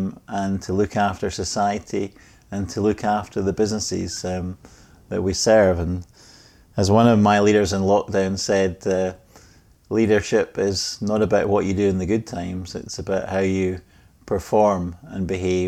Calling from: Scotland, United Kingdom; Well, I'm joining you from Scotland, from near the most famous sets of golf links in Scotland.

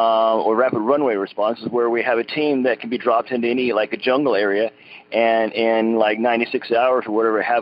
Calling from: Oklahoma, United States; I'm calling from Brokeder, Oklahoma.

